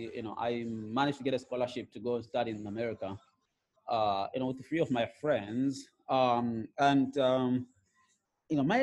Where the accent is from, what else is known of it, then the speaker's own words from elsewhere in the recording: Gokwe, Midlands, Zimbabwe; also born or lived in Hwange, Zimbabwe; we moved to the rural areas in a place called Gokwe, in the Midlands. And, you know, I grew up herding cattle